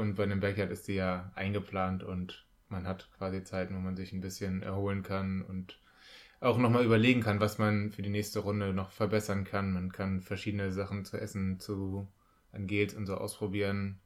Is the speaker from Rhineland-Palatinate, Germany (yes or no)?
no; North Rhine-Westphalia, Germany; bei uns in NRW